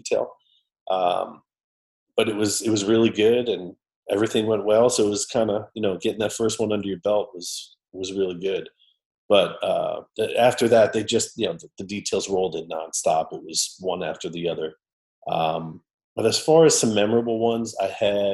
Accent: New York, United States; moved away; also born or lived in St. Louis / Muscat, Oman; I'm from New York originally

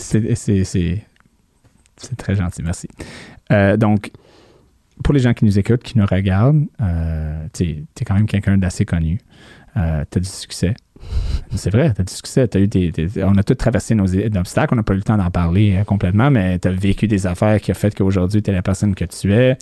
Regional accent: New Brunswick, Canada; first language English; French is a second language; moved away; also born or lived in Ontario; moi qui viens de Nouveau-Brunswick

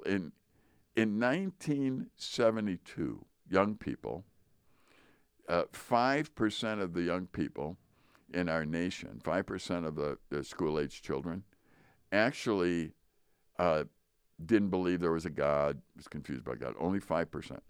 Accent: United States; I'm still American

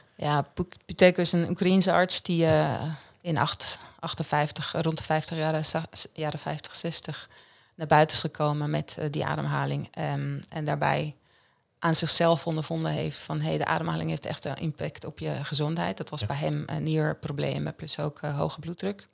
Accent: Central Switzerland, Switzerland; Dutch is a second language; moved away as an adult; now in Netherlands; ik kom uit Centraal Zwitserland. het is dus het hartje van Zwitserland

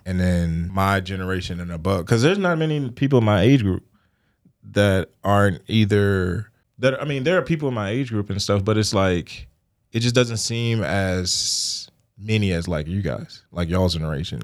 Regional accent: Richmond, Virginia, United States; I'm from the Richmond area, uh, born and raised

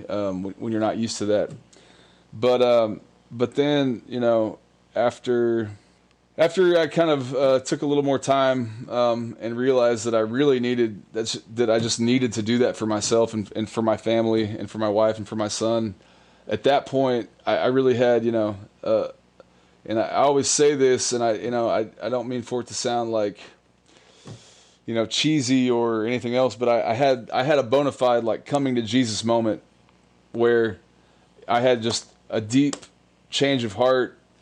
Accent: New Braunfels, Texas, United States; moved away as an adult; I born and raised in New Braunfels, Texas

